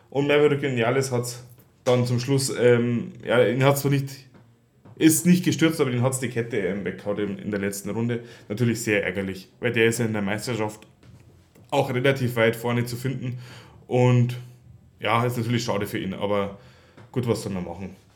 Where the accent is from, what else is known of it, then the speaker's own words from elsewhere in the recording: Bavaria, Germany; vor allem zwei Bayern, das finde ich natürlich als Bayer ja, trotzdem schön